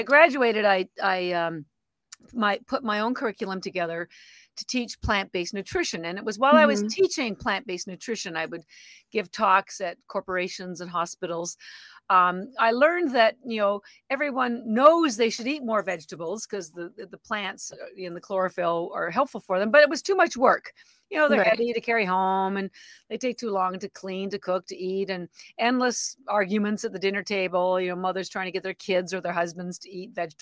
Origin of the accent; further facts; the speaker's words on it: Canada; moved away as an adult; now in Boston, United States; I'm actually Canadian and I've lived in Boston, Boston, Massachusetts for about 33 years